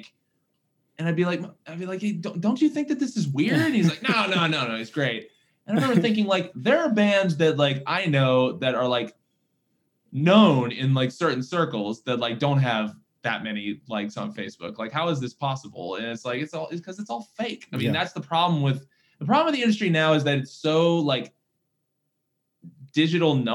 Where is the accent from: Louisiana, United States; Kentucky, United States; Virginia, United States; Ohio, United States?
Virginia, United States; now in Nashville, United States; growing up in Virginia, you know, being a band guy was like, that was your thing